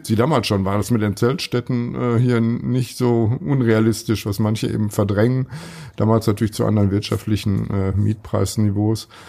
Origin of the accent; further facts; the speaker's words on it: Ruhr area, North Rhine-Westphalia, Germany; now in Münster, Germany; im Ruhrgebiet, was wo ich herkomme und was nicht so weit weg ist